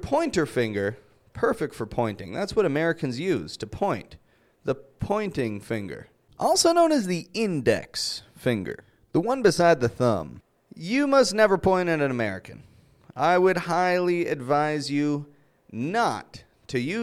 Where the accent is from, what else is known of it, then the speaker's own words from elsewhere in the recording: Canada; I'm Canadian